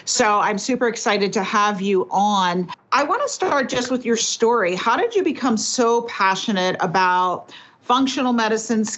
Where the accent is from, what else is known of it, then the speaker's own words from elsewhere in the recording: New York City, New York, United States; I grew up in New York City to a mom.